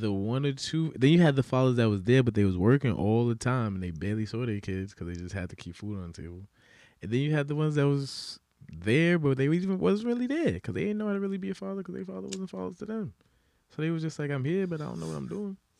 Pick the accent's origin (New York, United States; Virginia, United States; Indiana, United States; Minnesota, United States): New York, United States; New York City; growing up in the Bronx